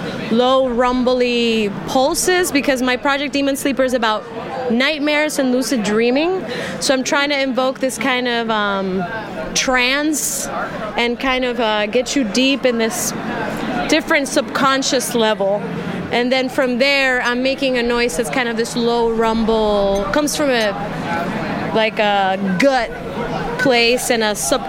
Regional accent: Oakland, California, United States; also born or lived in Puerto Rico; I'm from Oakland and Puerto Rico. I kind of, switch times from there

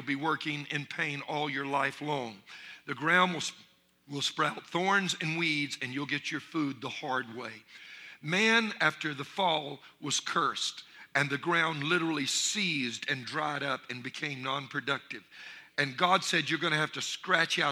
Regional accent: Louisiana, United States; I'm from Louisiana, and I'm Cajun

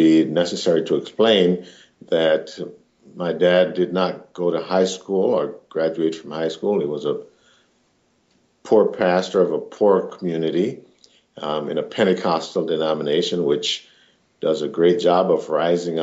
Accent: Jamaica; now in Minneapolis, United States; I'm a Jamaican origin, and I currently live in the Jordan neighborhood in Minneapolis

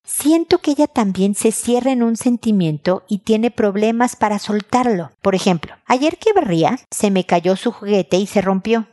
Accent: Mexico; mi tierra, en México

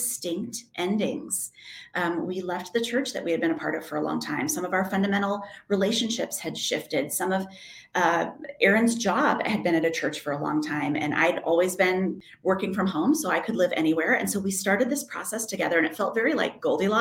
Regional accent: outside Chicago, Illinois, United States; moved away as an adult; also born or lived in Michigan; now in New York City, United States; I grew up in the Midwest. I'm from outside Chicago and spent a lot of time in Michigan.

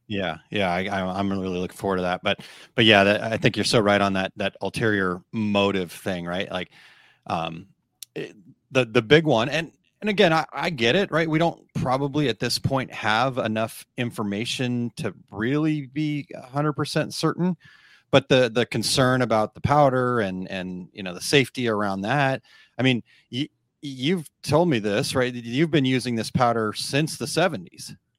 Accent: Phoenix, Arizona, United States; now in Saint Louis, United States; I'm actually from Phoenix.

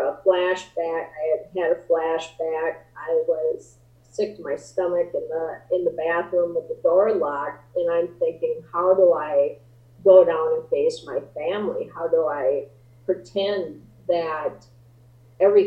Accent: Midwest, United States; growing up in the Midwest

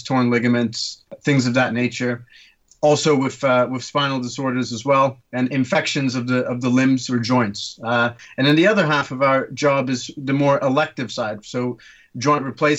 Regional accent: Turkey; also born or lived in London, United Kingdom; now in Hampshire, United Kingdom; I'm originally from Turkey, but I trained medicine at Guy's Kings and St. Thomas's in London, and now I work in the Wessex region

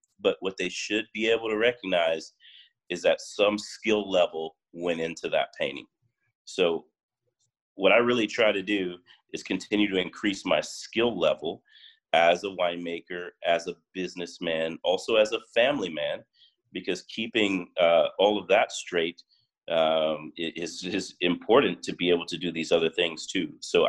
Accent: Miami, Florida, United States; now in West Coast, United States; So when I moved out here and I started making the rosé, I came from Miami, you know, I'm like, oh, the Miami culture, you know

